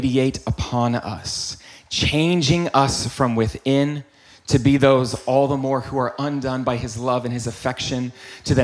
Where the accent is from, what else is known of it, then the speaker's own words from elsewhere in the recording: the South, United States; now in Los Angeles, United States; I am from the South